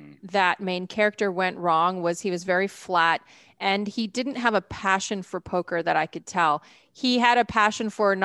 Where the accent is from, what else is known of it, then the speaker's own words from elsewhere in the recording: Edmonton, Alberta, Canada; now in United States; I grew up in Edmonton